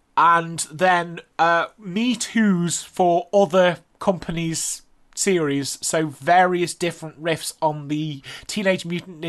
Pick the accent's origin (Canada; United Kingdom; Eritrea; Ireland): United Kingdom; being British, we got things a few years later